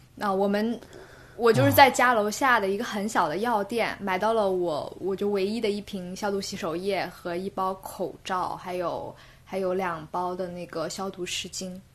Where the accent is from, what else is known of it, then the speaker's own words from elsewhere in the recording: Guilin, Guangxi, China; moved away as an adult; also born or lived in Beijing; now in London, United Kingdom; 从北京回到家，我是桂林人，回到桂林之后呢